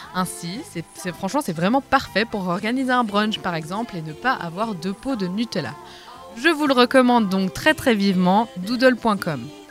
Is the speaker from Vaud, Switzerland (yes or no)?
yes; Vaud, Switzerland; en tant que vaudoise